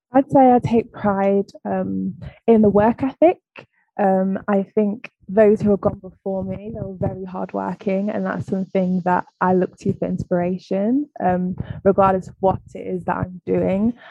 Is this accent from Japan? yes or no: no; Nottingham, East Midlands, United Kingdom; also born or lived in East London; now in London, United Kingdom; from the Midlands. I'm from Nottingham.